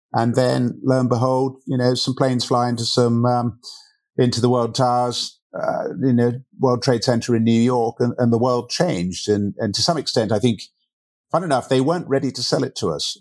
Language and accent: English; Berkshire, South East England, United Kingdom; moved away as an adult; also born or lived in Canada; now in Portugal; I grew up in, in the U K over in Berkshire